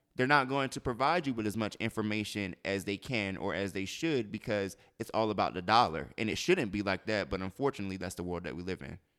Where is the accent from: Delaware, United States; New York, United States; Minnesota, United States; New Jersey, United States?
Delaware, United States; moved away; I'm from Delaware